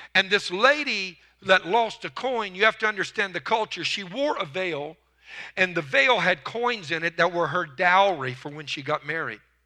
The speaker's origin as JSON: {"language": "English", "region": "Louisiana", "country": "United States", "tie": "born or raised there", "moved": "yes", "lives_now": "Texas, United States", "said": "I was raised in Louisiana"}